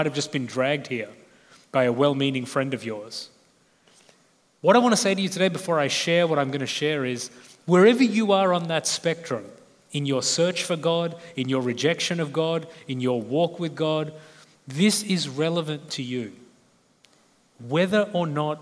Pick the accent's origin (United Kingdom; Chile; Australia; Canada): Australia; accent: Australian; I'm Australian